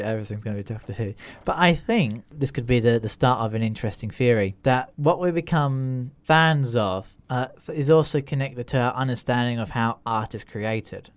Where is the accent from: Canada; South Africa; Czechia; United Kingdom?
United Kingdom; Grimsby, Yorkshire and the Humber; born or raised there; also born or lived in Australia